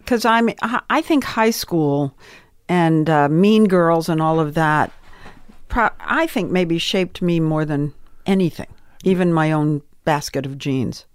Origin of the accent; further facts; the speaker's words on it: Swampscott, Massachusetts, United States; moved away as an adult; also born or lived in New York; I came from Swampscott, Massachusetts